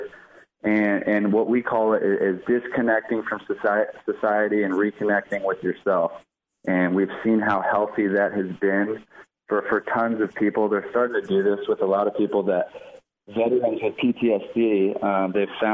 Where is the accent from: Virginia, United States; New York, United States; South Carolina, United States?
Virginia, United States; Fredericksburg; now in Newport Beach, United States; I'm originally from Fredericksburg, Virginia, and I moved out to California where I live now, in Newport Beach, California